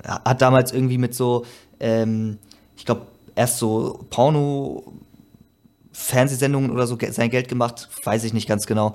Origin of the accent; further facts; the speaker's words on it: Germany; ich jetzt als Deutscher